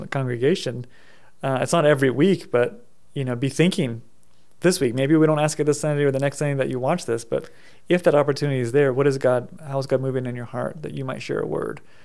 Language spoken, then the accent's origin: English; United States; my own experience growing up in America